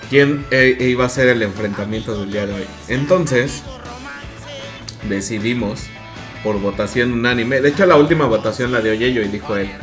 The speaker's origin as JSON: {"language": "Spanish", "country": "Mexico", "said": "nosotros como mexicanos"}